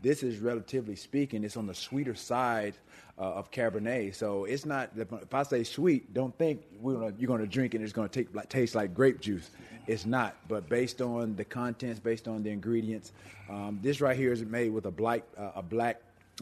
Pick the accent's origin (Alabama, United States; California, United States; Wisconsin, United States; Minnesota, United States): Alabama, United States; Alexander City; moved away as an adult; also born or lived in Chattanooga, Tennessee; I'm from Alexander City, Alabama